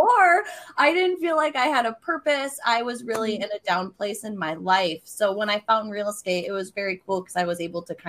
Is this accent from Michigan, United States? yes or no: yes; Mount Pleasant, Michigan, United States; I am from Mount Pleasant, Michigan, which is in the very center of Michigan. So for those of you who can't see, yes, I'm a Michigander